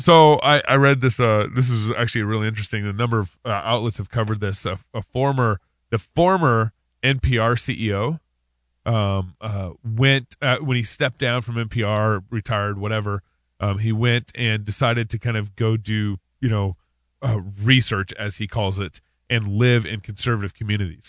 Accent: Texas, United States; I grew up in Texas

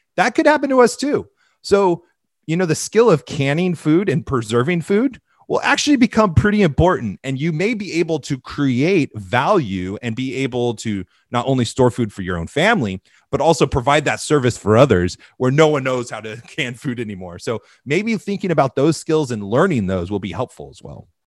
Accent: Southern California, United States; I grew up in Southern California in the era of independent mega churches.

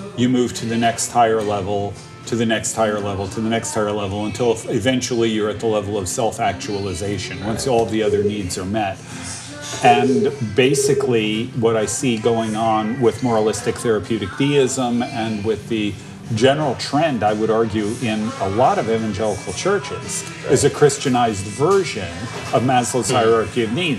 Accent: New Jersey, United States; moved away; I didn't grow up around Holy Land in Waterbury. I grew up in New Jersey

